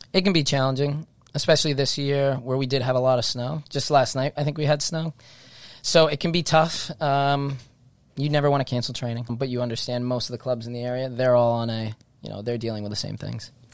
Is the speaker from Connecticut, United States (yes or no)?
yes; Stonington, Connecticut, United States; I'm from an area that we, we play soccer in Stonington in that southeast corner of Connecticut.